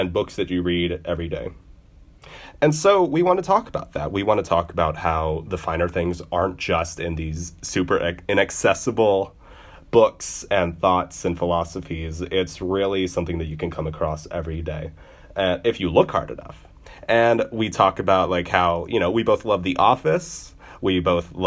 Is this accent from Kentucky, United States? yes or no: yes; Louisville, Kentucky, United States; I'm from Louisville, Kentucky